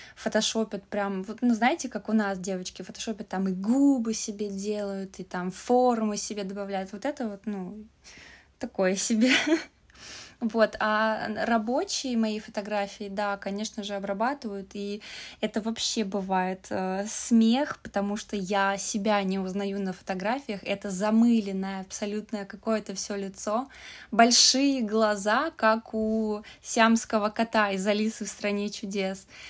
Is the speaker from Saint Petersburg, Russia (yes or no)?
yes; Saint Petersburg, Russia; moved away as an adult; now in China; я из России, из Питера